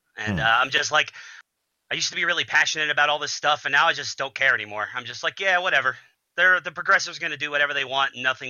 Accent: Kentucky, United States; I'm from Kentucky

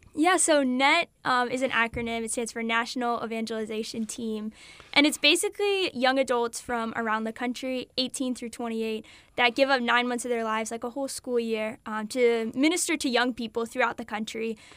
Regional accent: South Carolina, United States; also born or lived in Delaware; I was born in Delaware, but I grew up um, in South Carolina. We moved here when I was little.

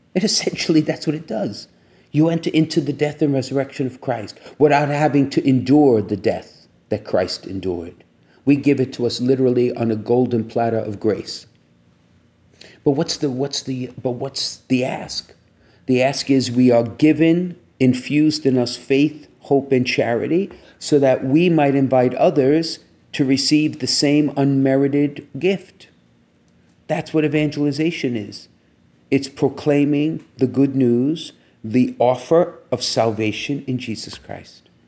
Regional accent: New York City, New York, United States; I'm from Brooklyn

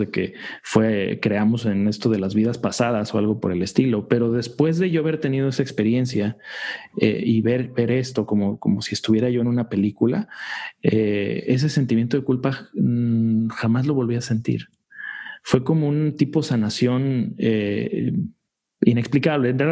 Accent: United States; Yo creo que muchos los que crecimos eh, acá en Estados Unidos ya con otra, con otra, a lo mejor con otra perspectiva

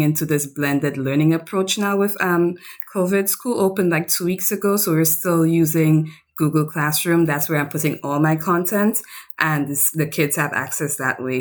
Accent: St. Lucia; also born or lived in Pennsylvania / Japan; I come from the Caribbean island of Saint Lucia

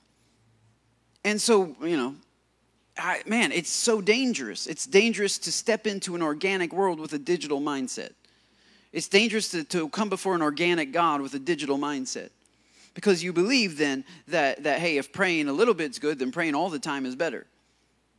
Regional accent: United States; being an American

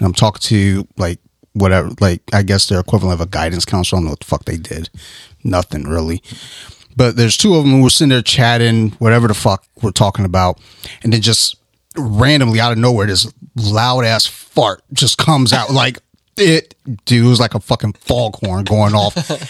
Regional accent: Detroit, Michigan, United States; Man, I'm from Detroit.

